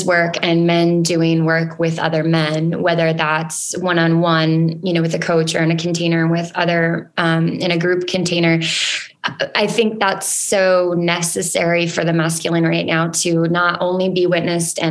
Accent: Spicer, Minnesota, United States; moved away as an adult; also born or lived in Willmar, Minnesota / New London, Minnesota / Reno, Nevada; I was born and raised in Wilmer area. I grew up in Spicer and lived in New London, Spicer until I was 33.

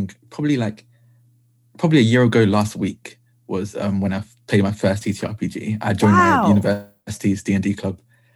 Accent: Essex, East of England, United Kingdom; I'm the part of the UK that no one wants to be in. I'm from Essex.

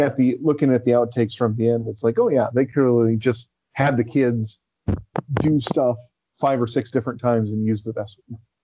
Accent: United States

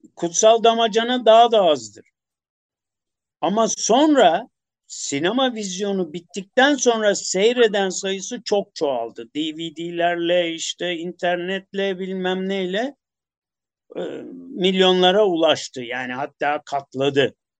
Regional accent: Istanbul, Turkey; Kadıköylü olduğum için bir de Çamlıca'yı, Acıbadem'i falan bilirim. Yel Değirmeni'nde e, benim çocukluğum geçti.

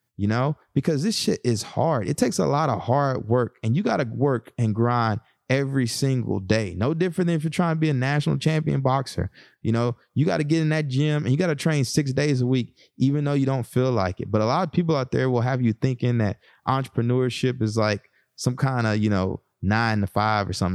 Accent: Texas, United States; moved away; my background growing up in Texas

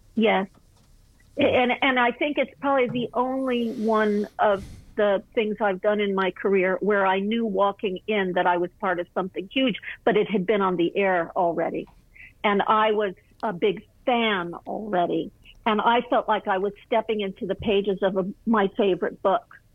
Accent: Malibu, California, United States; I was raised in Malibu colony at a very interesting time.

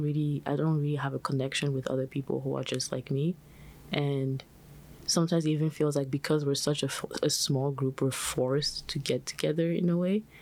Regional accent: China; also born or lived in Benin; I'm also an international student, so I was born in the Republic of Benin and then I moved to China, which is where I came from.

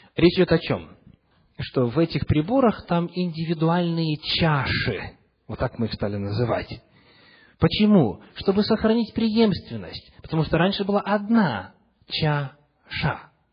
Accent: Western Ukraine, Chernivtsi Oblast, Ukraine; moved away; also born or lived in Russia / Seattle; Когда я рос в церкви на Западной Украине, в Черновицкой области

